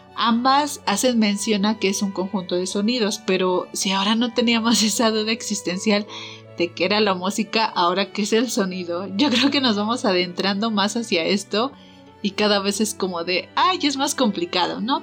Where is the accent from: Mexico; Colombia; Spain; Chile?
Mexico; como típicos mexicanos